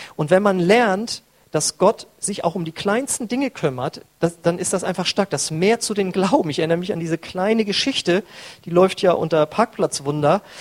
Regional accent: North Frisia, Schleswig-Holstein, Germany; moved away; bei uns in Nordfriesland

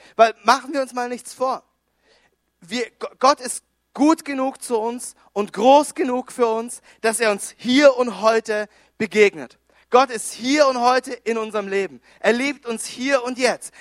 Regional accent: Konstanz, Baden-Württemberg, Germany; moved away as an adult; also born or lived in Düsseldorf; wir kommen ursprünglich, ich komme aus Konstanz am, am Bodensee

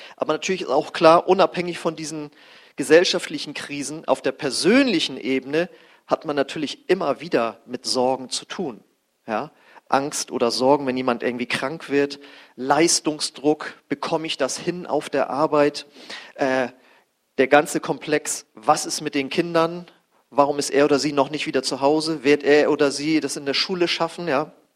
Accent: Germany; unser Land war voll mit Atomkraftwerken

